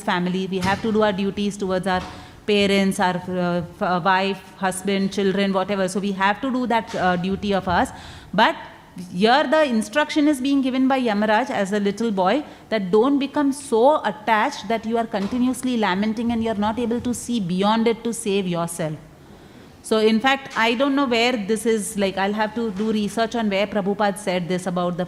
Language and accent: English; Mumbai, Maharashtra, India; I come from Mumbai